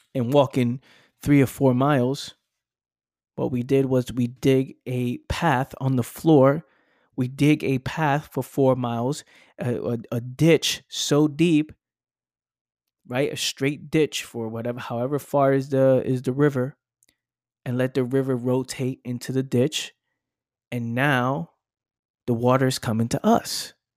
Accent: New York City, New York, United States; living in the Bronx, growing up in the Bronx

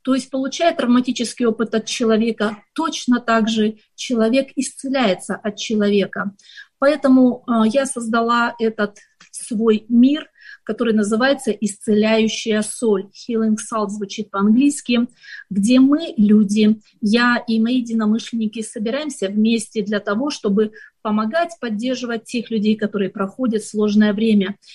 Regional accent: Ukraine; also born or lived in Kazakhstan; я родилась в Казахстане. И я хочу сказать, что эти страны а, обе родные для меня, потому что все мое детство я проводила в Украине

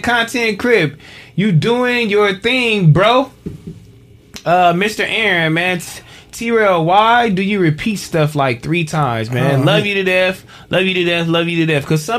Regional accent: London, United Kingdom; I'm from London.

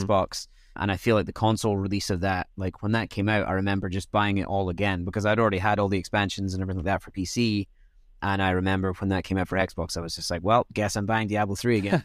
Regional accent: Scotland, United Kingdom; growing up in Scotland was weird

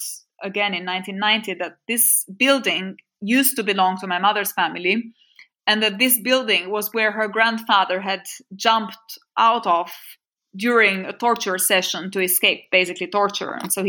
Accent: Durrës, Durrës County, Albania; first language French; English is a second language; moved away; also born or lived in Tirana; So my official place of birth is Tirana, even though I lived all my life in Durrës.

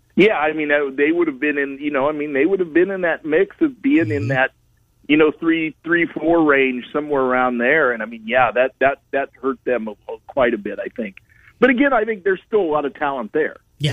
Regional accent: Fort Madison, Iowa, United States; it covers Fort Madison, which is my hometown

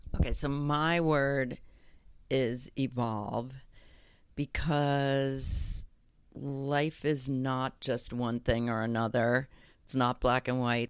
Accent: Illinois, United States; growing up in Illinois, having a perfect childhood

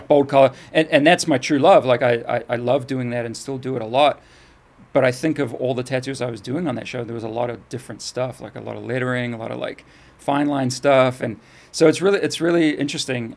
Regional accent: New Zealand; also born or lived in England; I moved from England to New Zealand, and, you know, when I was seven

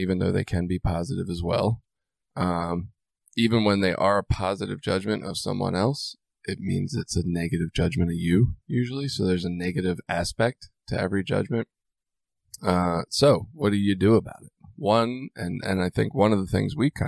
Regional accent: Baltimore, Maryland, United States; growing up in Baltimore

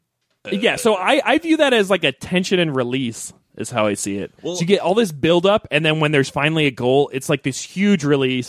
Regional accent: Missouri, United States; also born or lived in Phoenix, Arizona

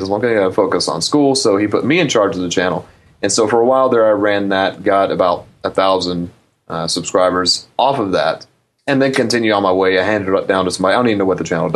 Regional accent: Arkansas, United States; also born or lived in Dallas, Texas; Born and raised in Arkansas with a father who loves old stuff like

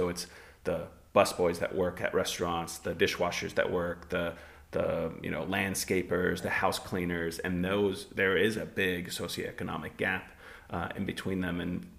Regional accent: California, United States; when I grew up in Southern California, I thought it was very, very racially diverse

